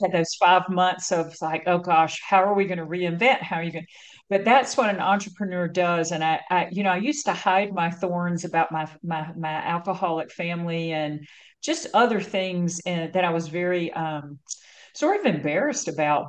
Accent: North Carolina, United States; moved away as an adult; now in California, United States; growing up in North Carolina, one of the reasons I left was that I got a lot of pressure to like be married and have children

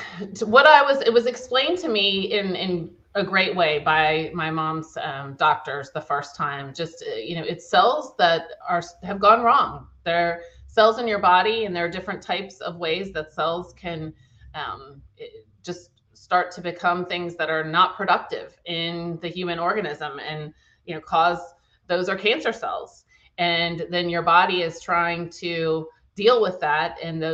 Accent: Charlottesville, Virginia, United States; born there; I was born in Charlottesville, Virginia, and have lived all over the country and then ended up coming back to Virginia.

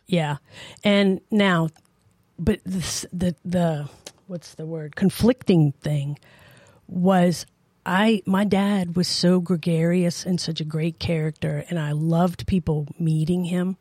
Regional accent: New Orleans, Louisiana, United States; also born or lived in Tacoma, Washington; now in Idaho, United States; I was raised in New Orleans

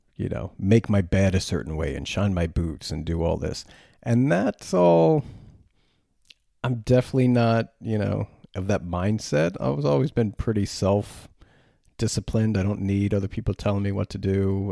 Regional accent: United States; I'm an American

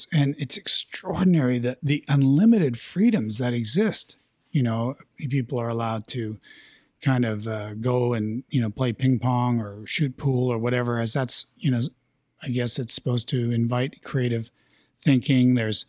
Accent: Canada; We're Canadian, so we'll play hockey any chance we get.

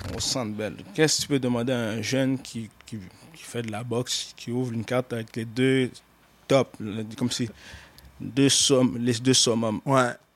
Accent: Montreal, Quebec, Canada; je suis né à Montréal

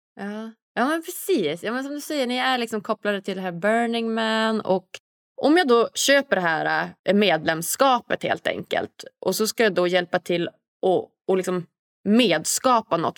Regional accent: Norrland, Sweden; moved away; Jag är ju hemma i Norrland nu

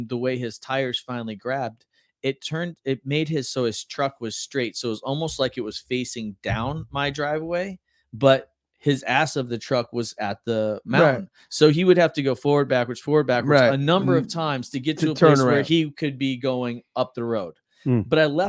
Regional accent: Florida, United States; we're all from Florida

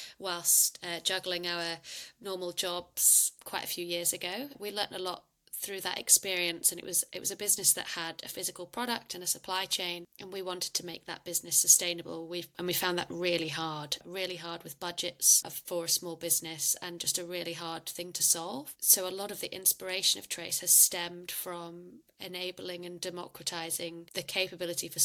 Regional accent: United Kingdom; moved away; also born or lived in Australia; I'm not sure if you can tell by my accent, but I'm originally from the UK

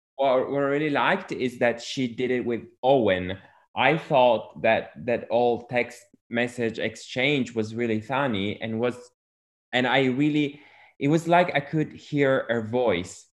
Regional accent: Italy; I'm from Europe, I'm from Italy

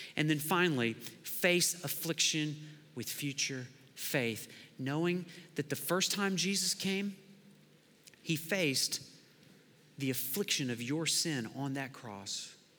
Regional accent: Lawton, Oklahoma, United States; I grew up in Lawton, Oklahoma

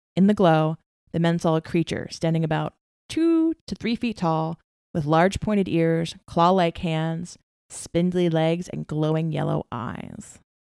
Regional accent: Kentucky, United States; growing up in Kentucky

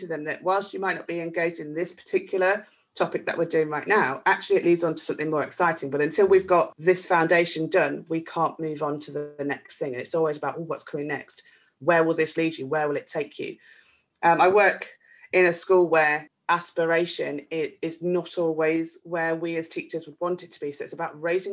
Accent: a mining town in the Midlands, United Kingdom; in the town where I grew up, a mining town in the Midlands, you might detect that from my accent

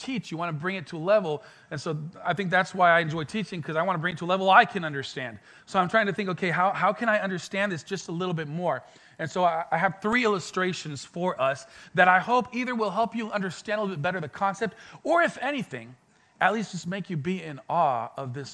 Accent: France; moved away as an adult; also born or lived in Mexico / Colorado; now in Pensacola, United States; I was born in Mexico, moved to France, was raised in France, and then I went to Colorado for a couple of years for studying

